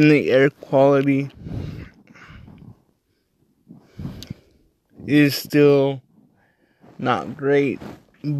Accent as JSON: {"language": "English", "region": "Midwest", "country": "United States", "said": "I came from the Midwest"}